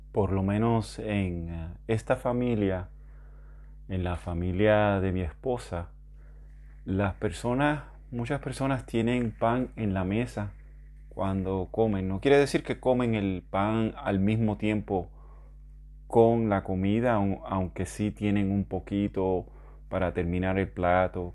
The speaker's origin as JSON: {"language": "Spanish", "country": "Puerto Rico", "said": "yo soy de Puerto Rico"}